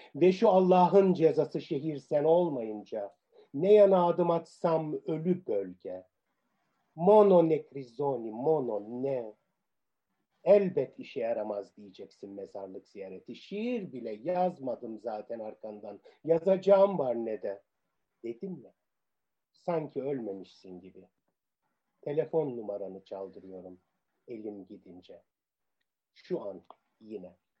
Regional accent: Cyprus; first language Turkish; moved away as an adult; also born or lived in Cambridge / Nicosia / Paphos; now in Athens, Greece; İngiltere vatandaşı olarak İngiliz sömürge yılının son yılında doğdum. Ee, sonra Kıbrıs Cumhuriyeti vatandaşı olduk.

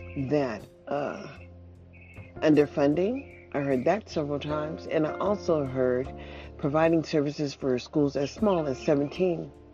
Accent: United States; And we have to understand, as perhaps as American people, maybe we don't know enough about public education

